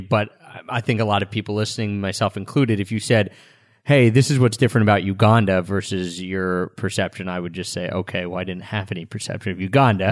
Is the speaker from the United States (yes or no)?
yes; outside of Philadelphia, Pennsylvania, United States; moved away; also born or lived in Japan; we've grown up never being the minority for us in where we grew up outside of Philadelphia